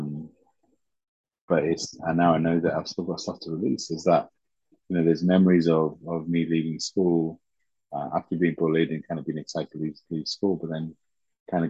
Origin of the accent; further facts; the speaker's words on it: Leicester, East Midlands, United Kingdom; English is a second language; also born or lived in Uganda / Teesside, England; we grew up in the Teesside. But then after a few years, we moved to Leicester.